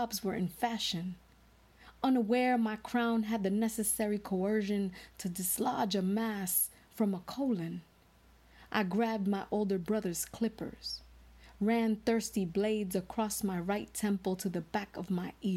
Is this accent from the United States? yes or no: yes; New York City, New York, United States; born and raised in the Washington Heights section of Manhattan